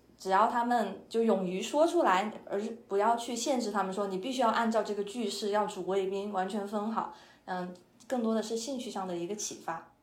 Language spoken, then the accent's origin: Chinese; China; first language Chinese; now in United States; 我作为中国人